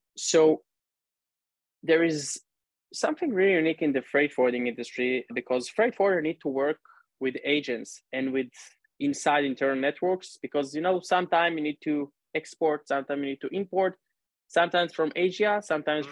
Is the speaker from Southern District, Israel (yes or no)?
no; Northern District, Israel; now in Tel Aviv, Israel; I grew up and live in Israel, actually now in Tel Aviv. 30 years old, originally from the north of the country